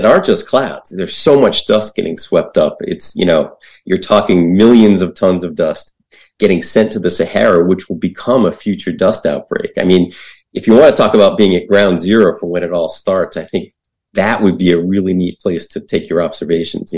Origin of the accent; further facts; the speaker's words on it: New England, United States; I grew up in New England